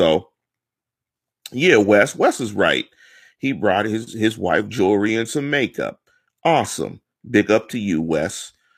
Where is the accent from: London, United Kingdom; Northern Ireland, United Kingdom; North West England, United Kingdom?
North West England, United Kingdom; Manchester; You know, I'm from Manchester. You know, we're hard-headed. We're from the north side.